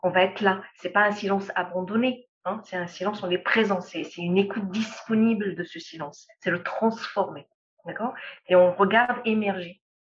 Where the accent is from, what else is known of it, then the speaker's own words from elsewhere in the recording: Lebanon; moved away; also born or lived in Europe / Middle East / Africa; je suis libanaise